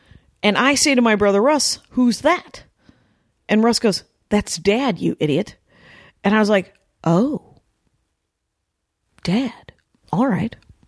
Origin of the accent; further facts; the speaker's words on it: Milwaukee, Wisconsin, United States; we're from Milwaukee, very proud.